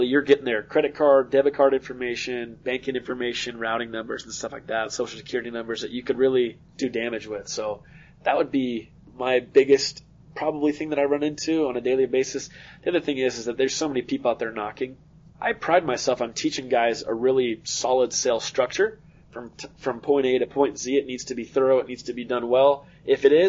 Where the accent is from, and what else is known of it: Arizona, United States